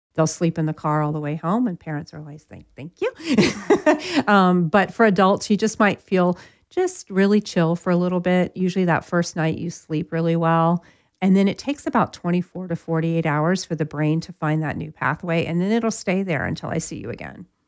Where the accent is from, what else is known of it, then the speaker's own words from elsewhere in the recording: Florida, United States; I'm from Florida